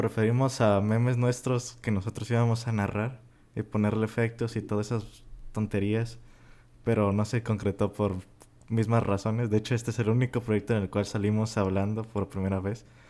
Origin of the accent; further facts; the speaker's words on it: Mexico; somos de México.